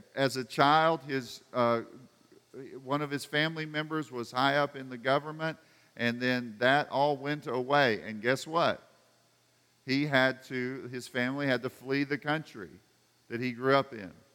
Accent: United States; I grew up in America

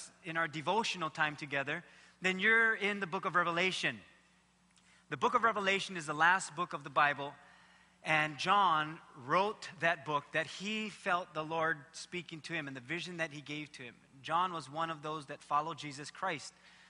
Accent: Waimanalo, Hawaii, United States; I grew up in Waimanalo

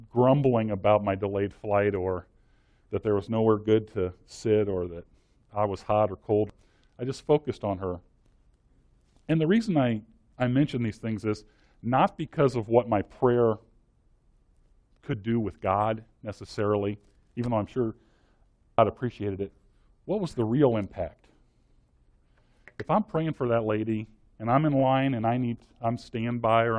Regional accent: Washington, Missouri, United States; I grew up in Washington, Missouri

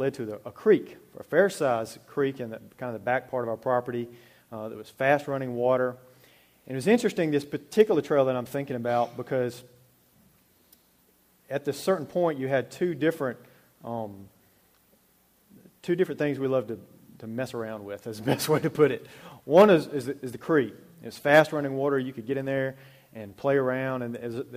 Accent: Alabama, United States; I grew up in Alabama, out in the country, really

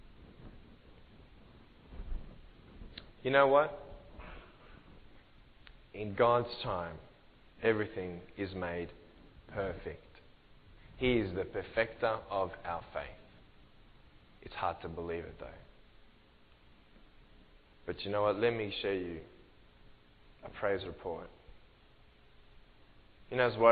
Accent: Australia; I'm from Australia.

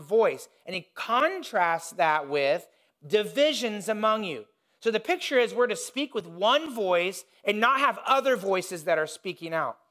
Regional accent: Indiana, United States; I grew up in Indiana

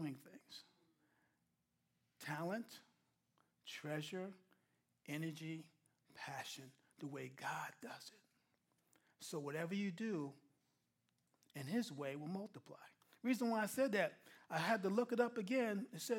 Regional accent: New York, United States; I'm a New Yorker, plain and simple

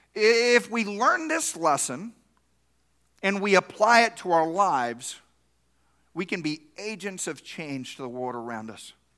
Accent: East Texas, United States; I grew up in East Texas

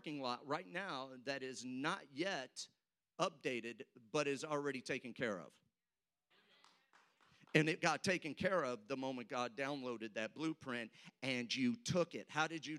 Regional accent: St. Louis, Missouri, United States; now in Oklahoma, United States; I'm from St. Louis, so I can make fun of my own state now, Oklahoma

